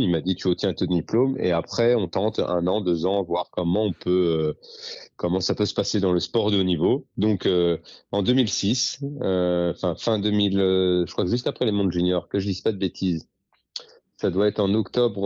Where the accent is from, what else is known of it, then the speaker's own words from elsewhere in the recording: Dordogne, Nouvelle-Aquitaine, France; chez moi en Dordogne